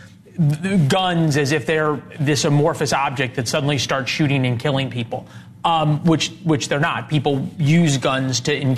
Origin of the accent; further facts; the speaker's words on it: St. Louis, Missouri, United States; St. Louis, my hometown